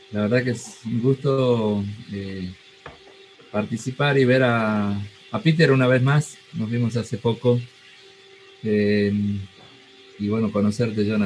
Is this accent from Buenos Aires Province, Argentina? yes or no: no; San Miguel de Tucumán, Tucumán, Argentina; moved away as an adult; also born or lived in Buenos Aires; soy argentino, eh, nací en la ciudad de Tucumán, ahí estudié mis estudios de agrimensura